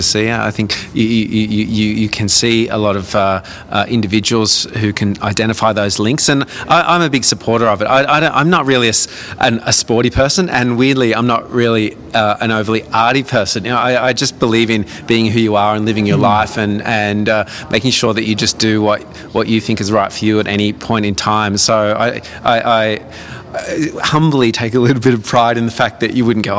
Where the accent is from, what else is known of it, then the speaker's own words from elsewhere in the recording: Newcastle, New South Wales, Australia; also born or lived in Brisbane / Toronto; now in Adelaide, Australia; I grew up in Newcastle